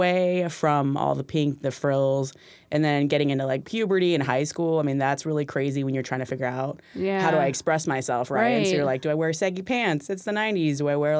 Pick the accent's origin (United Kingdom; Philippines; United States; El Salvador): Philippines; moved away; growing up in the Philippines, little girl, identifying as a little girl